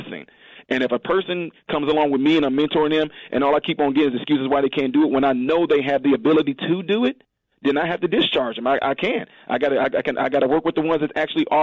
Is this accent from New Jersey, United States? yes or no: no; Decatur, Illinois, United States; also born or lived in Chicago; We lived a little bit in Chicago, and then we moved down to what we call Baby Chicago, which is Decatur